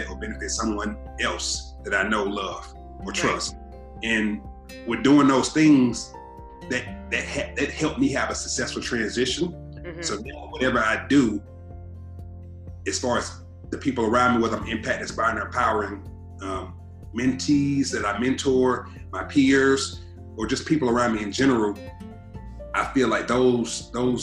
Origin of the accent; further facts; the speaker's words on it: Atlanta, Georgia, United States; growing up in Southwest Atlanta